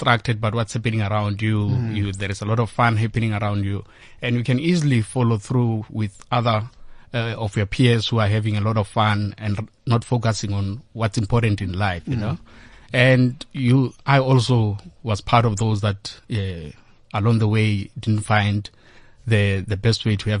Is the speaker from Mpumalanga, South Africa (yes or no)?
yes; Bushbuckridge, Mpumalanga, South Africa; I grew up in Bushbuck Ridge.